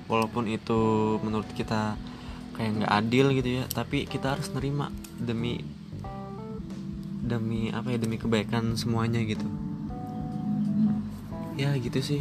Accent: Karawang, West Java, Indonesia; born there; Gue asalnya dari Karawang Lahir juga di Karawang, tapi besar di di mana mana

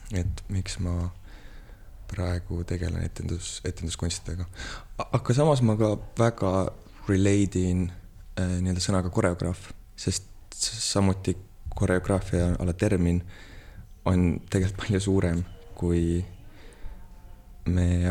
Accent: Muusikaküla, Harju County, Estonia; also born or lived in Amsterdam; ma olen sündinud muusikakülas

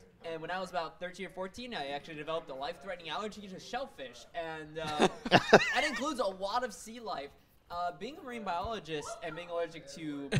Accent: Olive Branch, Mississippi, United States; I'm 22, I'm from Olive Branch, I am a marine biology senior

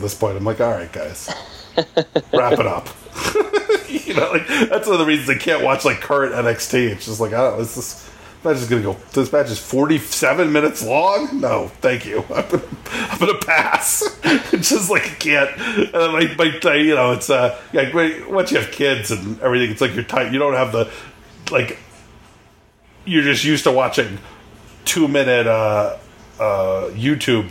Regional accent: Bay Area, California, United States; I grew up in the Bay Area. I grew up in the Bay Area, but a little too late

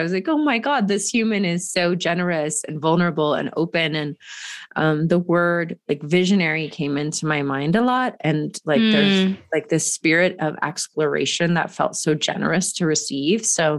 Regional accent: Georgia, United States; also born or lived in Brazil; growing up in Georgia? Is it growing up partially in Brazil?

